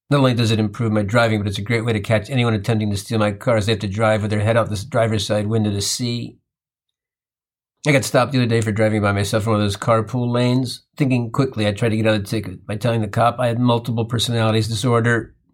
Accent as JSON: {"language": "English", "region": "Midwest", "country": "United States", "tie": "born or raised there", "said": "I grew up in the Midwest and lived on a farm."}